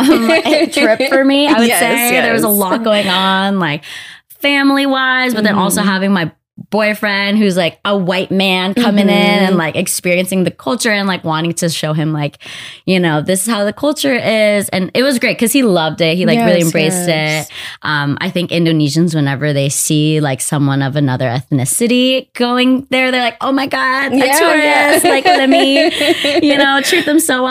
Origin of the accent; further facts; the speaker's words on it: Los Angeles, California, United States; I've been born and raised in LA. I was born in Montebello, California, East